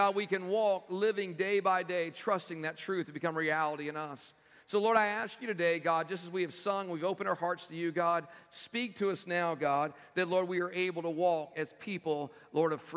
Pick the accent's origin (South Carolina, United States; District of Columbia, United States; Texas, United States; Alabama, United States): Texas, United States; moved away; my home state back in Texas